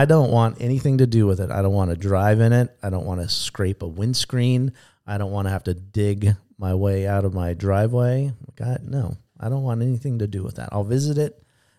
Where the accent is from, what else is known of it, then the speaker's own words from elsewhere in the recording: San Diego, California, United States; I grew up in San Diego, you know, so we don't have real thunderstorms in Southern California.